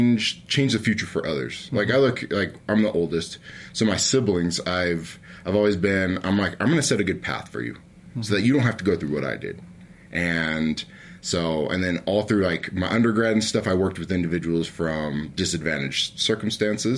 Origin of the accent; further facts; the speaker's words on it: American Fork, Utah, United States; also born or lived in Logan, Utah; I grew up in American Fork, Utah.